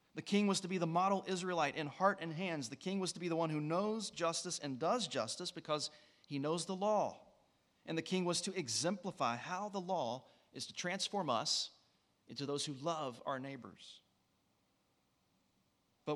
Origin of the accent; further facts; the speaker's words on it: West Virginia, United States; I'm from West Virginia